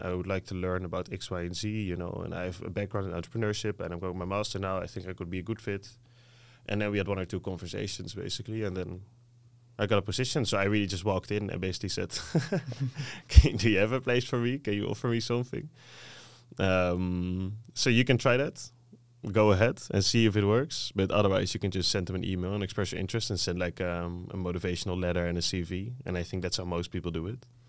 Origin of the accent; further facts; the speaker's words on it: Netherlands; English is a second language; being Dutch myself growing up in Dutch